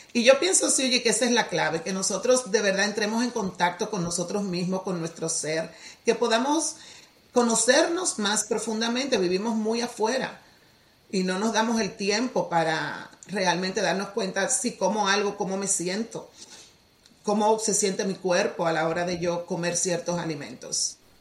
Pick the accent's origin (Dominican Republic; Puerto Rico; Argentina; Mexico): Dominican Republic; Soy de la República Dominicana, original, nacida allá, criada allá